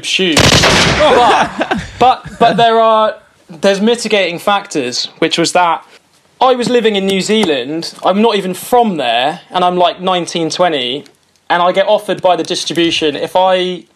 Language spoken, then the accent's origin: English; Reading, South East England, United Kingdom; also born or lived in Manchester; now in London, United Kingdom; my hometown in Reading